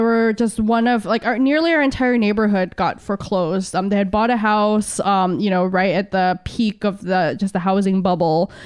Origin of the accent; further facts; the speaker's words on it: San Diego, California, United States; moved away as an adult; also born or lived in Philippines; now in Hawaii, United States; I grew up in San Diego. I was born in the Philippines, but my family immigrated to the States when, um, I was two.